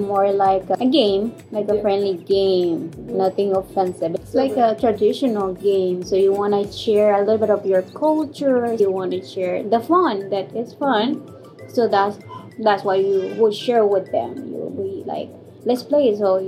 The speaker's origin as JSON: {"language": "English", "town": "Reynosa", "region": "Tamaulipas", "country": "Mexico", "said": "We're from Reynosa, Tamaulipas, in Mexico."}